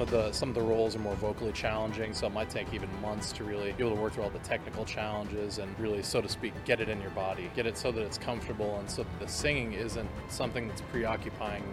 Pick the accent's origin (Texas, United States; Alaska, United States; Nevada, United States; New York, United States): Nevada, United States; Las Vegas; moved away as an adult; also born or lived in Spokane, Washington; now in Washington, D.C., United States; I'm born and raised in Las Vegas